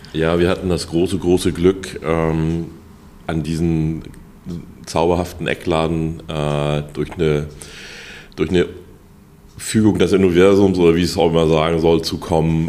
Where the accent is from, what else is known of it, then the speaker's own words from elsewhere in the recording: Hamburg, Germany; Ich bin in Lurup groß